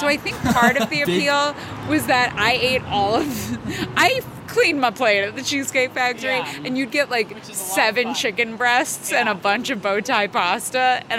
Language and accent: English; Portland, Oregon, United States; As a kid, I grew up in Portland, Oregon